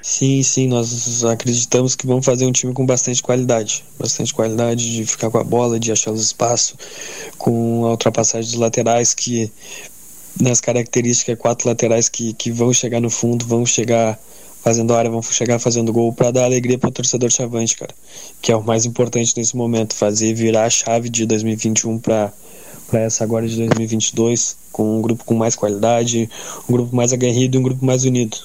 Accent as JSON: {"language": "Portuguese", "town": "Morro Redondo", "region": "Rio Grande do Sul", "country": "Brazil", "said": "sou de Morredondo, estou a 40 minutos da minha casa"}